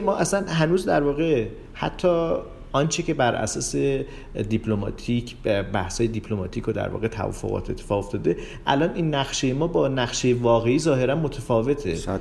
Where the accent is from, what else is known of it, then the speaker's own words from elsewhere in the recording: Iran; من به عنوان یک ایرانی